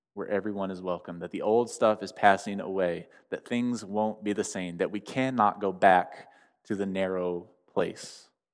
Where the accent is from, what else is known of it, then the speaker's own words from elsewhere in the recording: United States; me as an American